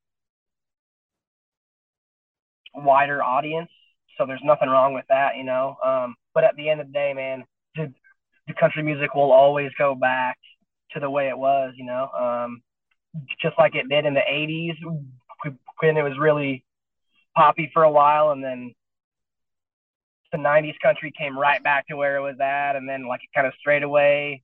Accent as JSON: {"language": "English", "region": "Wyoming", "country": "United States", "tie": "born or raised there", "moved": "as an adult", "lives_now": "Nashville, United States", "said": "growing up in Wyoming"}